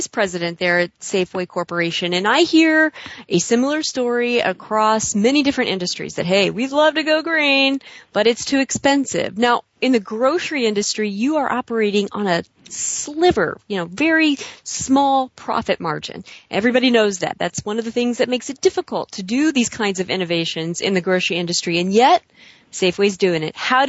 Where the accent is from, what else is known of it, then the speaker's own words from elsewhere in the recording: Chicago, Illinois, United States; accent: Chicago; my Chicago accent